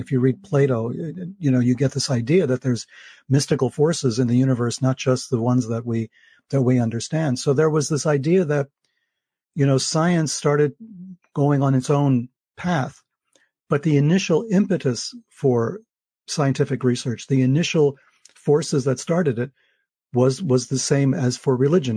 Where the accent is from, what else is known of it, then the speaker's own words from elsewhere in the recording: New York, United States; as a New Yorker, I grew up, uh, taking the subways